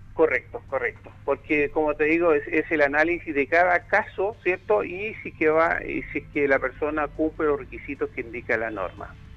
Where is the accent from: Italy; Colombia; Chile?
Chile; como buenos chilenos somos